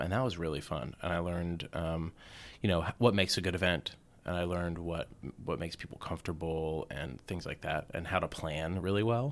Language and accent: English; Atlanta, Georgia, United States; moved away as an adult; also born or lived in Indiana / Richmond; I grew up in the suburbs of Atlanta.